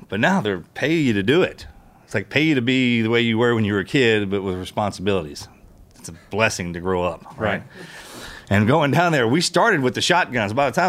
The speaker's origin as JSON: {"language": "English", "region": "East Texas", "country": "United States", "said": "I'd say East Texas."}